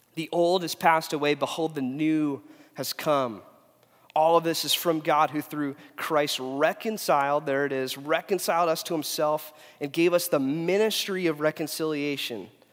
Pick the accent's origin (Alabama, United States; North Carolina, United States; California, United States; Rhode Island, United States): California, United States; Huntington Beach; also born or lived in Phoenix, Arizona; I'm from Huntington Beach